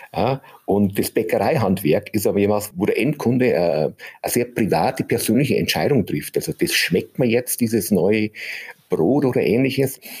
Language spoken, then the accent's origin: German; Germany; bei uns in Deutschland